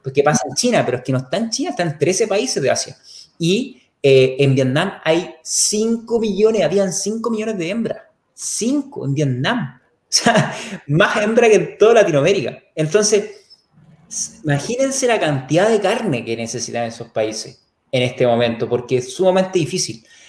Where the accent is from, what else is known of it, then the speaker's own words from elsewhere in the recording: Chile; soy chileno, vivo a dos kilómetros de Naranja